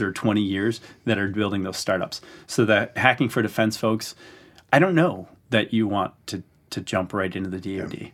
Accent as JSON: {"language": "English", "region": "Wisconsin", "country": "United States", "tie": "born or raised there", "moved": "yes", "said": "I'd spend falls in my hometown of Wisconsin"}